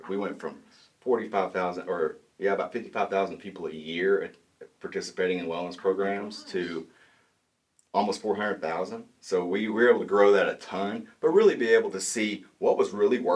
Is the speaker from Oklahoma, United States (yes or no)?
yes; Talihina, Oklahoma, United States; moved away as an adult; now in Tahlequah, United States; I grew up in Tallahena, Oklahoma, which is about 2 hours south of here, southeast Oklahoma. So born and raised there.